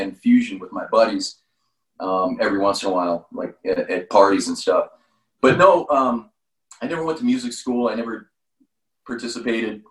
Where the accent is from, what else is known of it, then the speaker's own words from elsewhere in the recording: San Jose, California, United States; I grew up in San Jose, California.